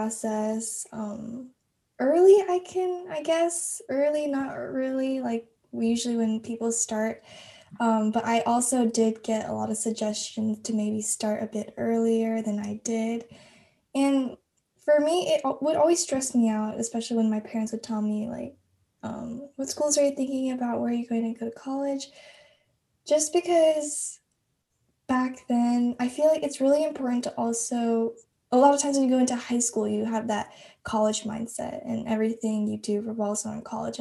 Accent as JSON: {"language": "English", "region": "Texas", "country": "United States", "said": "I'm a senior from Texas"}